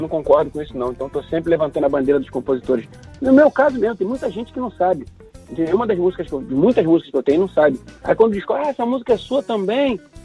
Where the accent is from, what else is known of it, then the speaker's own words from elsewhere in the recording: Rio de Janeiro, Brazil; Madureira, que é meu lugar